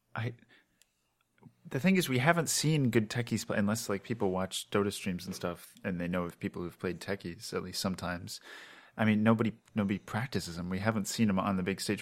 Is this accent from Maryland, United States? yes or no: yes; Maryland, United States; I'm from Maryland, so, like, I know, like, they do crabs a lot